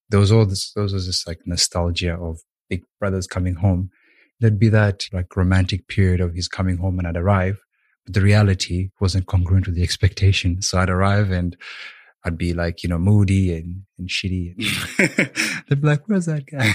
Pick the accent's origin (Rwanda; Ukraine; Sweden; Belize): Rwanda; also born or lived in Uganda; now in Melbourne, Australia; I was born in Uganda, but I'm actually from Rwanda.